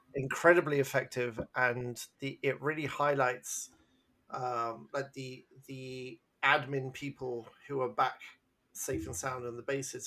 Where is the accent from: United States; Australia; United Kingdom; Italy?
United Kingdom; England; I'm English